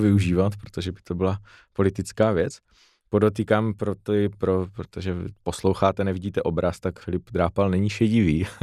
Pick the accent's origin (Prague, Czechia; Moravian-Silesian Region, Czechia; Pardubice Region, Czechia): Moravian-Silesian Region, Czechia; Frýdek-Místek; Já pocházím z Frýdku místku